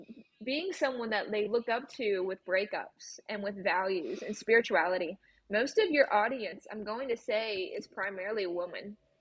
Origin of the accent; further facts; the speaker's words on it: Scotland, United Kingdom; now in United States; I am actually Scottish based. So